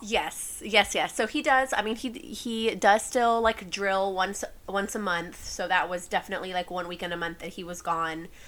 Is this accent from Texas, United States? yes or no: yes; San Antonio, Texas, United States; I am born and raised in San Antonio. Have never lived anywhere else